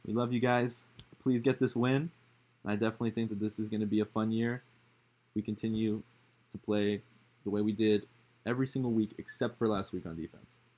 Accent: California, United States; I'm, I'm personally from California, so I know what it's like there

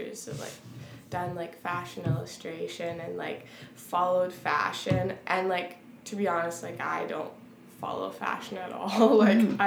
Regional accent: Weyburn, Saskatchewan, Canada; I come from Weyburn

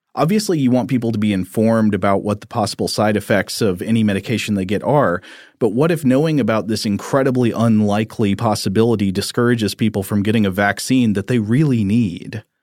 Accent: Tennessee, United States; growing up in Tennessee

